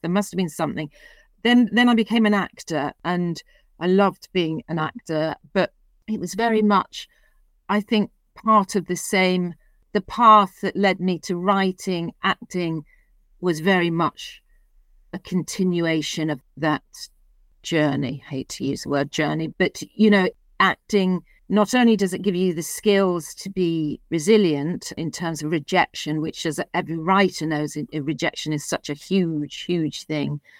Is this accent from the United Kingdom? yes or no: yes; Liverpool, North West England, United Kingdom; moved away; I was born and brought up in Liverpool